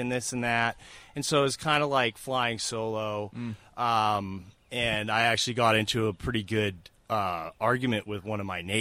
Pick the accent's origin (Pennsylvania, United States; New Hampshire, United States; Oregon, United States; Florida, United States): New Hampshire, United States; Nashua; now in Manchester, United States; I am a New Hampshire native. I was born and raised in Nashua. I live yeah. in Manchester now